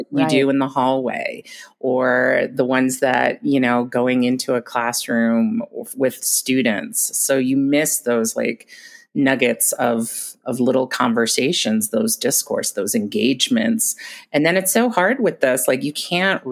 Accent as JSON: {"language": "English", "town": "New York City", "region": "New York", "country": "United States", "tie": "born or raised there", "also_born_or_lived": "Long Island, New York", "moved": "yes", "lives_now": "Mammoth Lakes, United States", "said": "I was born in New York, started off in the Bronx."}